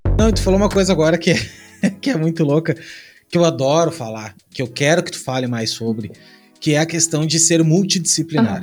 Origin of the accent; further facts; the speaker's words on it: Rio Grande do Sul, Brazil; now in Santa Catarina, Brazil; Eu sou do Rio Grande do Sul, hoje eu moro em Santa Catarina